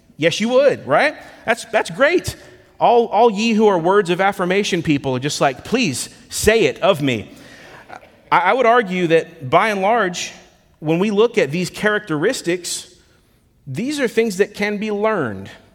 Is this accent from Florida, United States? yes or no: yes; Lakeland, Florida, United States; moved away as an adult; now in Memphis, United States; left my hometown in Lakeland, Florida to relocate here to Memphis, Tennessee